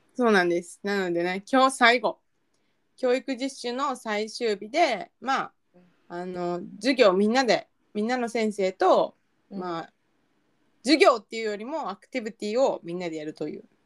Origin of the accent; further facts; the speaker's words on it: Kansai, Japan; accent: Kansai-ben; ボロクソ関西弁のままやった